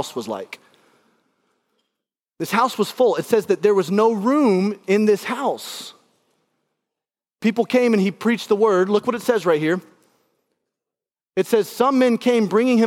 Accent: Alabama, United States; now in Indianapolis, United States; I grew up in Alabama

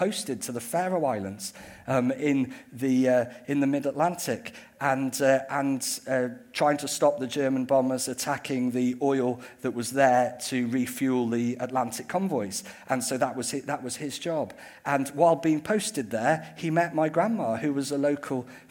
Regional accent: United Kingdom; I am British, so I approach the idea of remembrance from quite a British perspective.

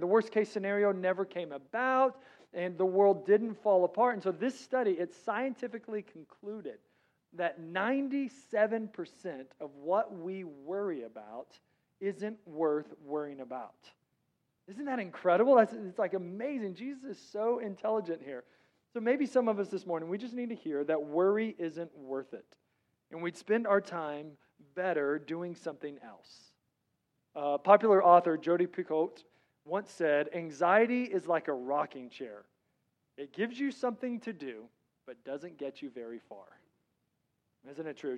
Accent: Texas, United States; I'm from Texas

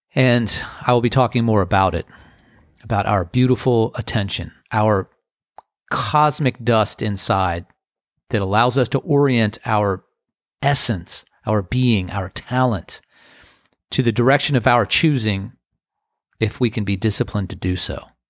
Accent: Crofton, Maryland, United States; when I was a, a teenager growing up in Crofton, Maryland

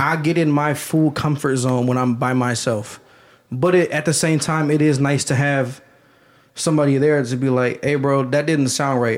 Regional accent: Canton, Ohio, United States; also born or lived in Dellroy / Carrollton; I grew up in Canton

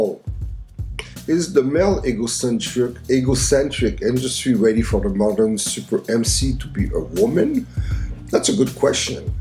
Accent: Montreal, Quebec, Canada; my hometown of Montreal

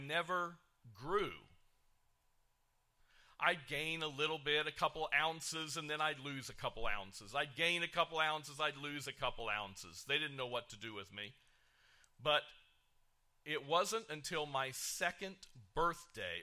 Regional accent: Kokomo, Indiana, United States; I was born in Kokomo, Indiana, in a hospital that was built and ran by the Ku Klux Klan

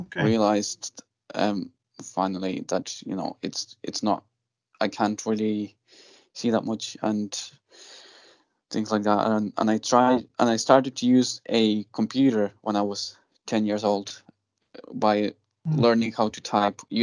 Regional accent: Lithuania; moved away; I was born in Lithuania

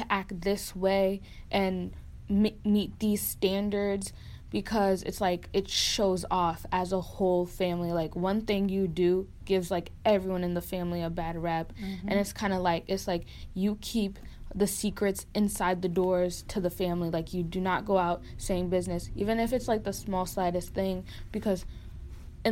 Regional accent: Norwalk, Connecticut, United States; also born or lived in Stamford; I was born in Stamford and raised in Norwalk.

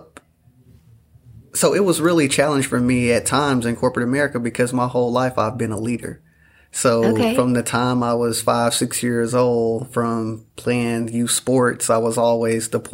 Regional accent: El Dorado, Arkansas, United States; I'm born and raised in El Dorado, Arkansas

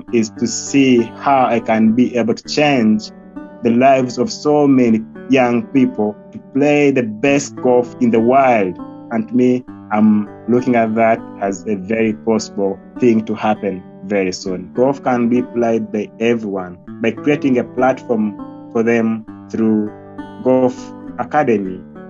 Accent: Western Region, Uganda; English is a second language; So I was born away from Fort Portal, actually, and my parents were in Chinjojo

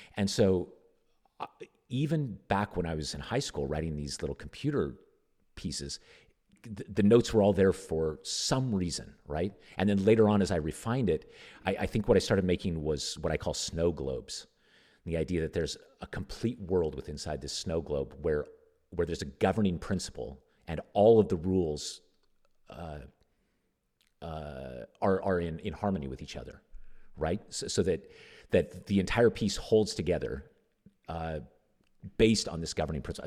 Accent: Nevada, United States; I grew up in Nevada

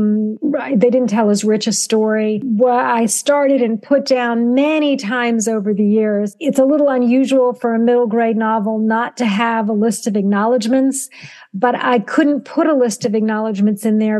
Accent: Southern Virginia, United States; a Jewish child of an immigrant father growing up in Southern Virginia during the 1960s

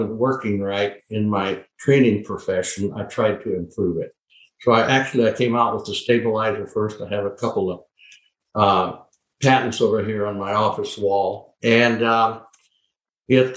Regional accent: Solen, North Dakota, United States; now in Lexington, United States; I was born and raised on the Sioux Indian Reservation on many thousands of acres in Sioux County in North Dakota, Solon, North Dakota

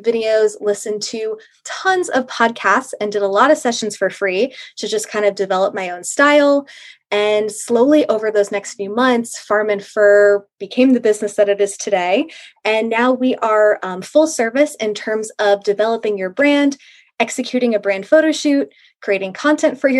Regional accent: Monmouth County, New Jersey, United States; I am from Monmouth County, New Jersey, surrounded by hunter jumper barns

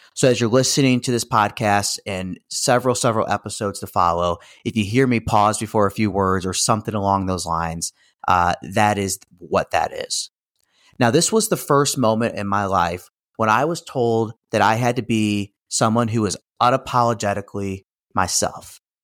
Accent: St. Louis, Missouri, United States; also born or lived in Kansas City; I was born and raised in the Saint Louis region

